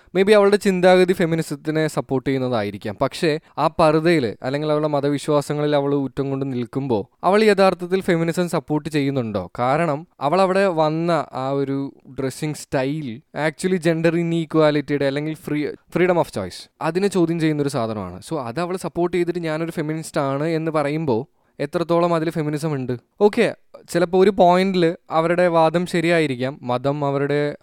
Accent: India; നമ്മൾ ഇന്ത്യക്കാർ

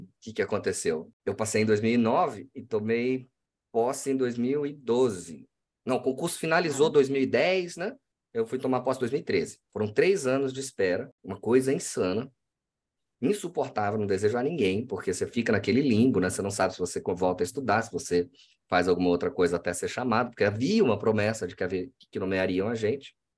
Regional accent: Cuiabá, Mato Grosso, Brazil; Eu sou do Mato Grosso. Eu sou cuiabano, de Chapecruz, como se diz por aqui

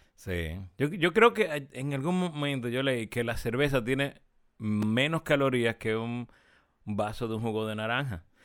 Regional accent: Santiago de los Caballeros, Santiago, Dominican Republic; no somos del sur, somos de Santiago

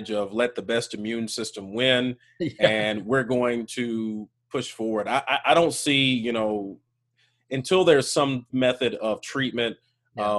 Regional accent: Birmingham, Alabama, United States; I am from Birmingham, Alabama.

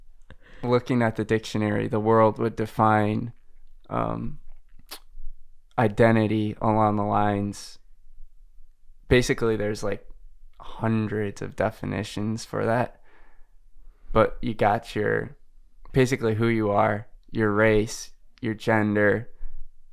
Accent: United States; I'm an American

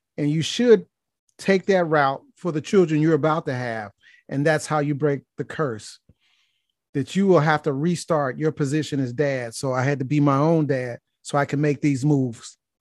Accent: Gary, Indiana, United States; moved away as an adult; now in Atlanta, United States; I was born and raised in Gary, Indiana

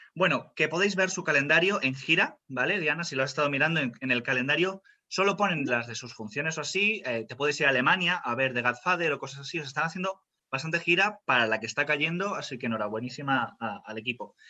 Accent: Spain; Soy español 100%.

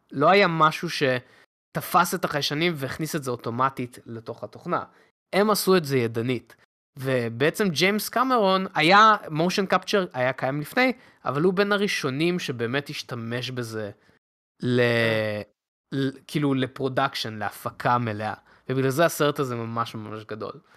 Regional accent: Beit Shemesh area, Jerusalem District, Israel; אני גדלתי באזור בית שמש

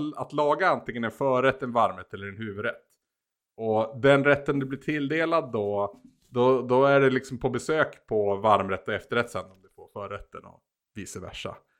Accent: Bollnäs, Gävleborg County, Sweden; i min hemstad, på även att kalla Bollnäs

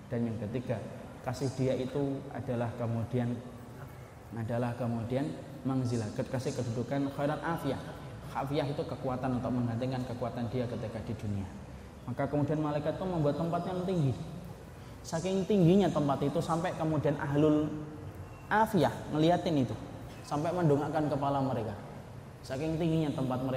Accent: Bekasi, West Java, Indonesia; Kalau saya dari Bekasi Bapak. Ya. Kalau saya di Bekasi lampu merah Pekayun ke kanan Pak.

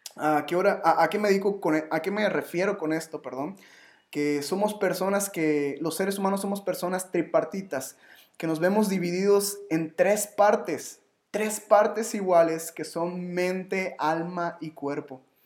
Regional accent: Yucatán, Mexico; yo soy yucateco

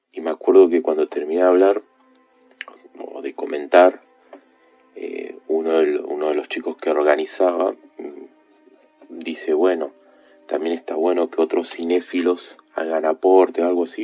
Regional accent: Neuquén, Argentina; Soy de Argentina, vivo en Neuquén, lo que es la zona patagónica desde pequeño

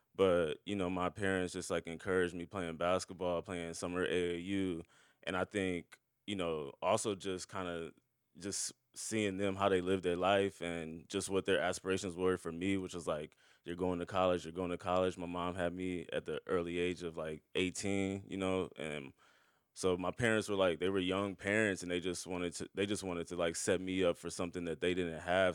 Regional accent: Omaha, Nebraska, United States; now in Brooklyn, United States; growing up in Omaha, we were just kinda chatting about Omaha before we started, and I was just telling you about the black community in South Omaha, where I grew up

